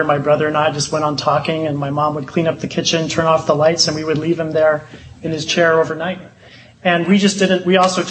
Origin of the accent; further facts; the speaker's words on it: Honolulu, Hawaii, United States; moved away as an adult; also born or lived in Illinois; I grew up in Honolulu, Hawaii